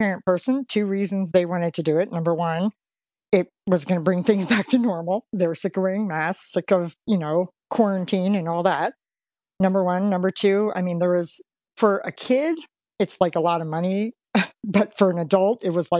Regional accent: Pennsylvania, United States; now in Cincinnati, United States; We're actually both from Pennsylvania

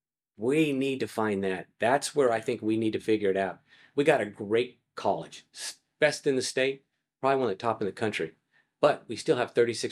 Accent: El Paso, Texas, United States; now in Collin County, United States; I was born in El Paso, grown up in El Paso, moved here, went to school at North Texas, played football at North Texas, enjoyed it, had a great time.

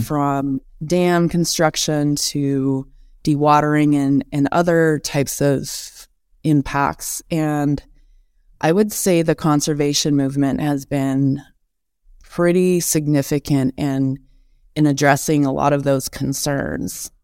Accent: Missoula, Montana, United States; also born or lived in Helena, Montana; I grew up in Missoula. I was born in Helena and moved to Missoula when I was in kindergarten, so grew up on the west side of town there

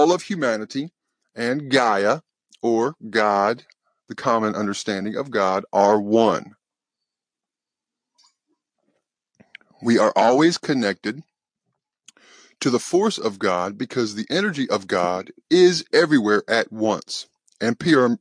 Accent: the South, United States; accent: southern; my southern accent

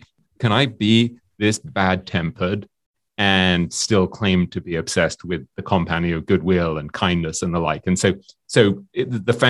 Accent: England, United Kingdom; I'm English

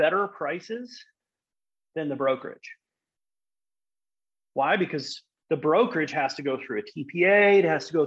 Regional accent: Netherlands; moved away as an adult; also born or lived in England; I'm from the Netherlands. If you didn't know that, now you know. Born and raised.

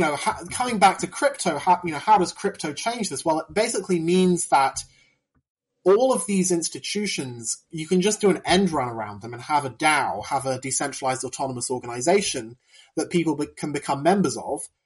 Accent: United Kingdom; I'm I'm from Britain

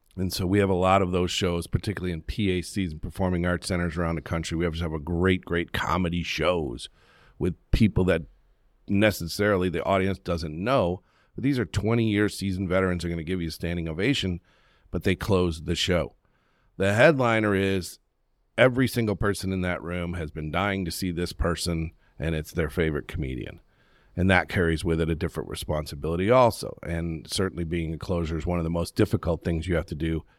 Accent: Western New York, United States; moved away; also born or lived in Charlotte, North Carolina; I grew up in Western New York

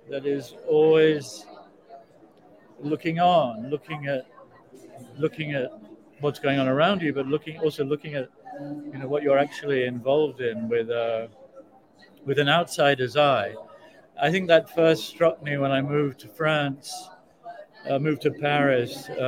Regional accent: South Africa; I come from South Africa. I mean, I spent my entire childhood and adolescence listening to my relatives saying the cataclysm was coming.

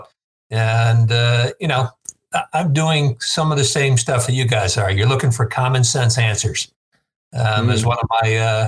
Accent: Green Bay, Wisconsin, United States; born or raised there; also born or lived in South Bronx, New York

